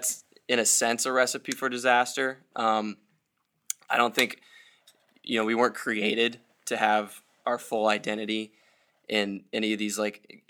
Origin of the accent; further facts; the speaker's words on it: Iowa, United States; I'm from Iowa